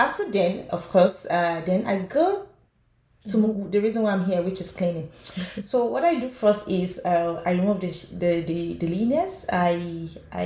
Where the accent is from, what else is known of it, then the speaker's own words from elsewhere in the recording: Nigeria; moved away as an adult; now in Canada; I'm from Nigeria. I moved into Canada 4 years ago